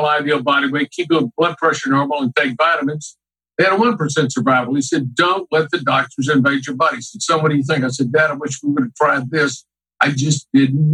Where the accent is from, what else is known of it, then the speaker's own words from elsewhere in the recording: Houston, Texas, United States; So I grew up here in Houston, Texas.